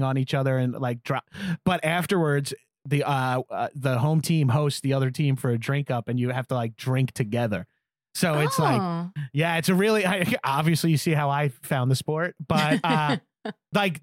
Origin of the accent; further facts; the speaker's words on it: Long Island, New York, United States; moved away; I grew up skating on Long Island